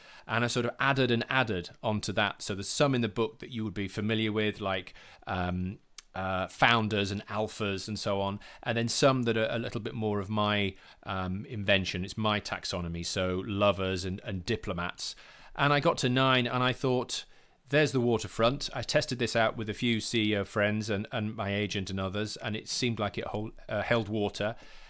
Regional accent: Yorkshire and the Humber, United Kingdom; I'm from West Yorkshire. I was born in a small town near Huddersfield.

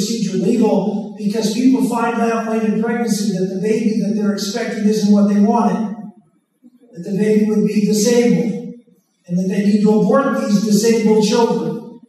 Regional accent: Pennsylvania, United States

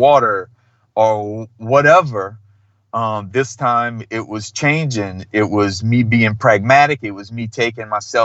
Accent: Thibodaux, Louisiana, United States; I grew up in South Louisiana, which is in the South and in the South of the South

